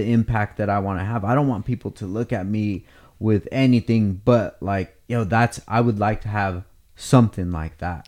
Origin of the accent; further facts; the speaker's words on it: Oxnard, California, United States; when I was growing up in Oxnard